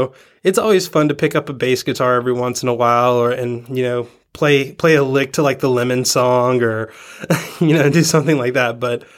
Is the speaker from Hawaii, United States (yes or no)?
no; Georgia, United States; born or raised there; also born or lived in Tennessee